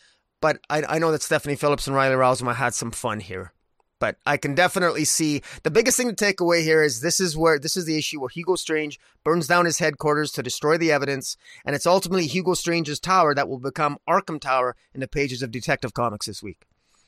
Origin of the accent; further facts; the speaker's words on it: Canada; as a Canadian, I love a good, I love a hockey uniform